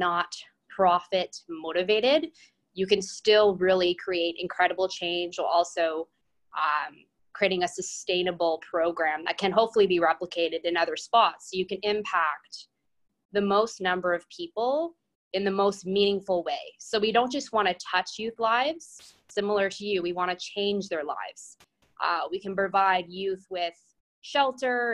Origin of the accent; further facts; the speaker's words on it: London, Ontario, Canada; I'm originally from London, Ontario